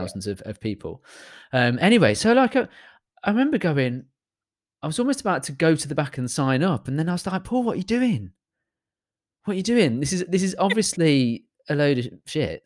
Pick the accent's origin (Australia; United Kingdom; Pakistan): United Kingdom; as a British person